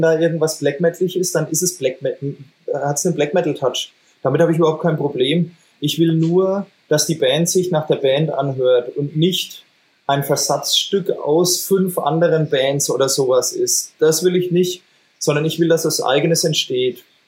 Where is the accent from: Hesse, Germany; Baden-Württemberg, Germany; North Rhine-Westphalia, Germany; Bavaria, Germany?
Bavaria, Germany; Franconia; accent: Franconian; mit unserem fränkischen Dialekt